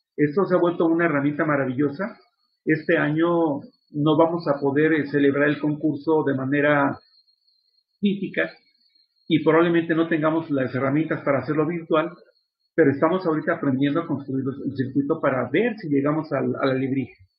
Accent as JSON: {"language": "Spanish", "country": "Mexico", "tie": "born or raised there", "said": "soy de Ciudad Mesa este, y, toda mi vida he vivido en Ciudad Mesa. y pues soy mexicano de nacimiento"}